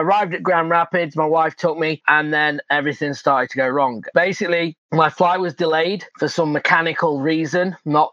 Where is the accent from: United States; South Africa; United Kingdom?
United Kingdom; England; moved away; I'm from England.